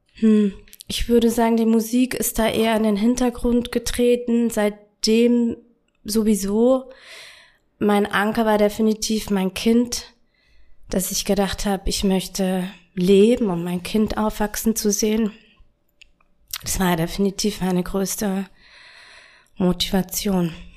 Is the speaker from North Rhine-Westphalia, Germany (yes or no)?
no; Bavaria, Germany; Und wo ich 13 war, äh, ich stamme aus Bayern